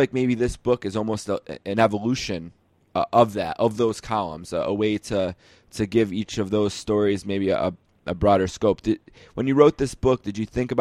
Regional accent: Buffalo, New York, United States; my hometown of Buffalo, New York

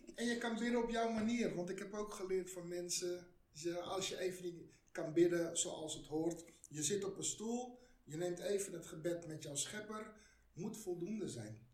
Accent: Netherlands; Ik ben van migranten komaf. Ik ben hier geboren.

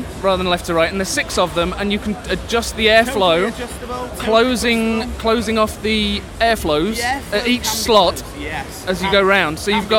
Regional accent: Yorkshire and the Humber, United Kingdom; We're from Yorkshire. It's town centre. Don't matter. Sheffield town centre.

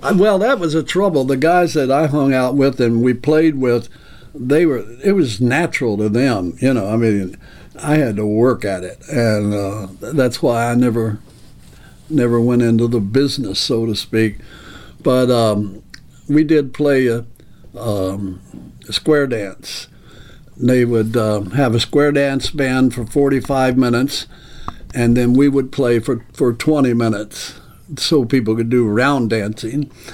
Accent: Owensboro, Kentucky, United States; I was raised in Kentucky, born and raised in Owensboro, Kentucky

